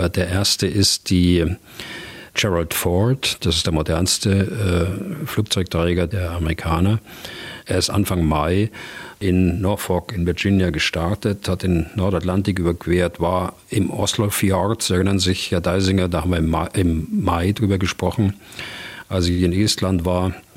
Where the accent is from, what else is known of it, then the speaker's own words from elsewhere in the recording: Germany; bei uns in Deutschland